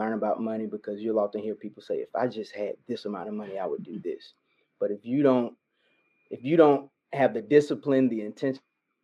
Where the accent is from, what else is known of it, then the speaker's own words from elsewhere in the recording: Carrollton, Georgia, United States; moved away as an adult; now in Birmingham, United States; I'm from Carrollton, Georgia.